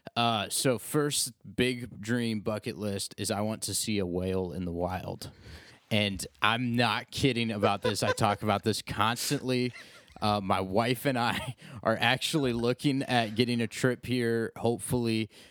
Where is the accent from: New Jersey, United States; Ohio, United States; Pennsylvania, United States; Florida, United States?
Ohio, United States; Ashland; moved away; I'm not really from the area. I'm from Ashland